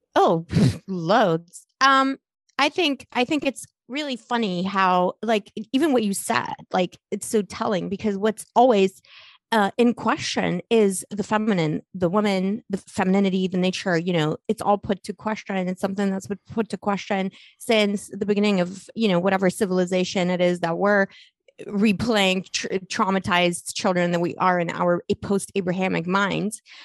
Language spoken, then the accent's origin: English; Las Cruces, New Mexico, United States; accent: New Mexico; also born or lived in Poland / Scotland; it's New Mexico because I I went to school in New Mexico, like my okay. formative high school like uh, Las Cruces, by the way, near White Sands.